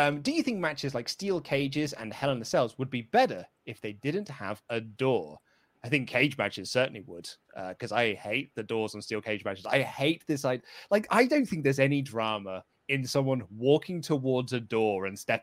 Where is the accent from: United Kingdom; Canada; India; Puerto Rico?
United Kingdom; as a British wrestling fan